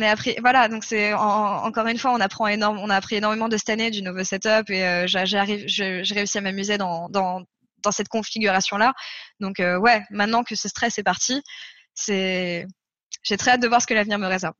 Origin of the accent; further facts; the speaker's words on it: France; je suis française